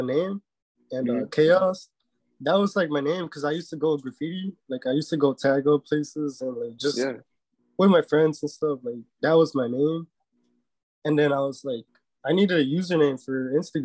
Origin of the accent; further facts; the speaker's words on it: Chicago, Illinois, United States; also born or lived in Mexico; I was born in Chicago, and I've lived my whole life here except for like a year when I went to Mexico, because that's where I'm from. That's where my parents are from.